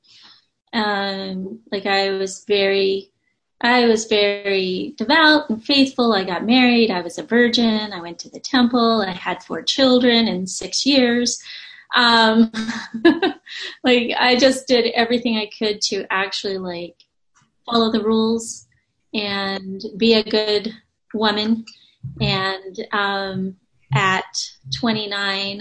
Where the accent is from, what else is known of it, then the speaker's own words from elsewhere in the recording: Charleston, South Carolina, United States; I grew up in Charleston, South Carolina